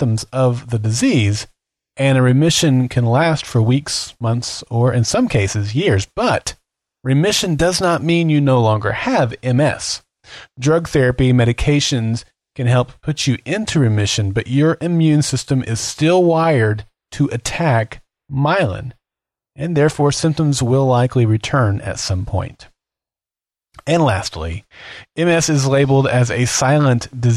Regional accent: Oklahoma City, Oklahoma, United States; here in my hometown of Oklahoma City

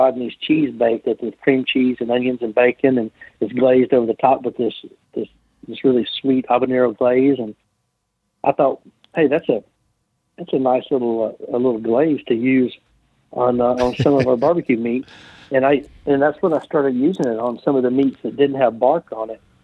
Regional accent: Olive Branch, Mississippi, United States; my hometown

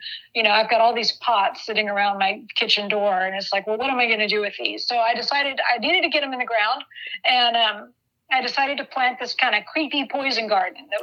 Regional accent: Dallas, Texas, United States; moved away as an adult; also born or lived in Santa Cruz, California; I grew up in Texas. I'm from Dallas-Fort Worth area.

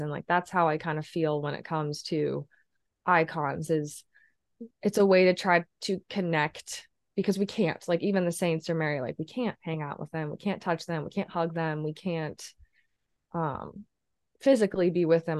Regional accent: Midwest small town, United States; moved away as an adult; now in Chicago, United States; Catholic church in a Midwest small town

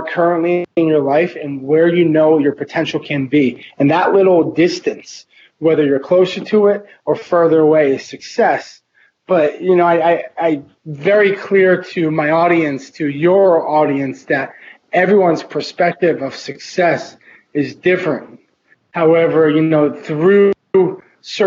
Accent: Massachusetts, United States; moved away as an adult; also born or lived in Vermont; now in Miami, United States; My story begins in Massachusetts, where I went to high school and lived in small town New England

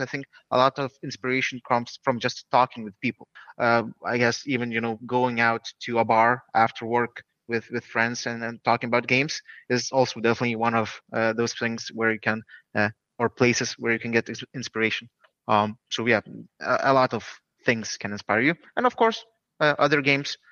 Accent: Lithuania; we're from Lithuania

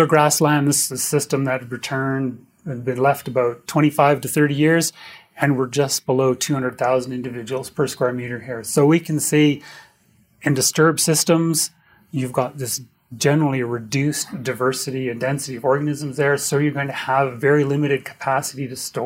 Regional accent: Edmonton, Alberta, Canada; I'm from Edmonton

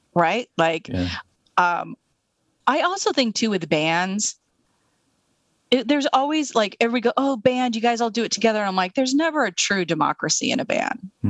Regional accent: Eastern Washington State, United States; also born or lived in Seattle; I'm from Eastern Washington State.

